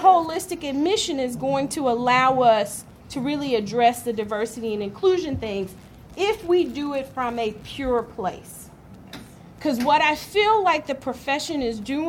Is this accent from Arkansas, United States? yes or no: yes; Arkansas, United States; I grew up in Arkansas